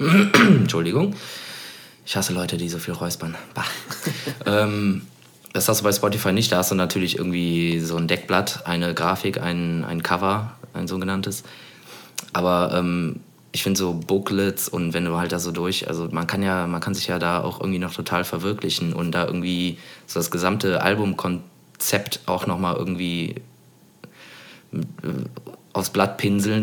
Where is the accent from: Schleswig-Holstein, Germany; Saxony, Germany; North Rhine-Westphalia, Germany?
North Rhine-Westphalia, Germany; Cologne; wo ich äh, natürlich groß geworden bin in Poll